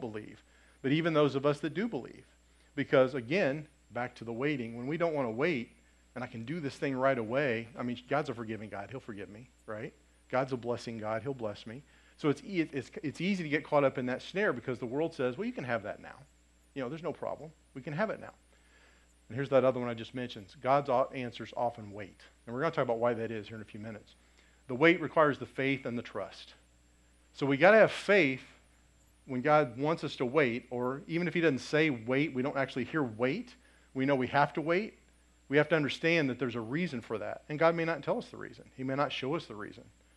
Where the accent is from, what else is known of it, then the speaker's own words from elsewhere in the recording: Lafayette, Indiana, United States; I grew up in Lafayette